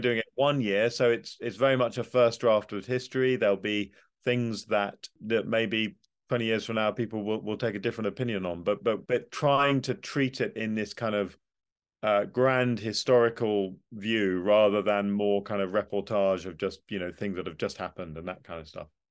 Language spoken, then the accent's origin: English; United Kingdom; as a Brit, I'm a very pro-European Brit